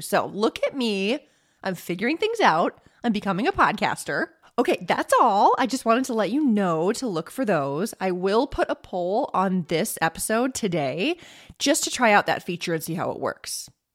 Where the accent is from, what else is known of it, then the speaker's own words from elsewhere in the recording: Northern Illinois, United States; I grew up in Northern Illinois